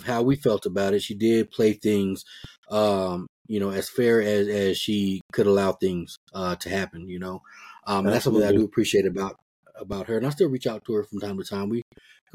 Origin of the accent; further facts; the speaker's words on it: Denver, Colorado, United States; I'm from Denver too